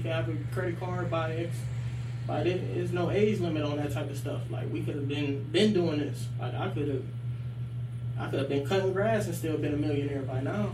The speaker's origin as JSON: {"language": "English", "town": "Akron", "region": "Ohio", "country": "United States", "tie": "born or raised there", "said": "being like raised on the west side of Akron, but like going to school out in Copley."}